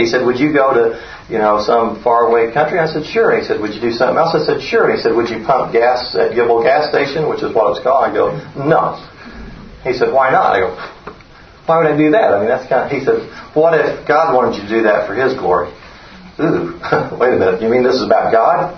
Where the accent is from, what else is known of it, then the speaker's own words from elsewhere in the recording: Oklahoma, United States; moved away as an adult; We were here from when my kids were 2 and 4. But we're from Oklahoma